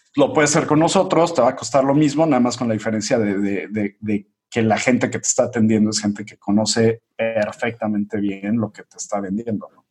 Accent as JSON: {"language": "Spanish", "region": "Mexico City", "country": "Mexico", "said": "Yo soy de, Ciudad de México"}